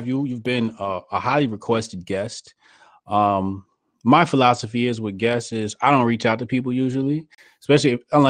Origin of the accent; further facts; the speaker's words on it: New Jersey, United States; He's from my home state, New Jersey.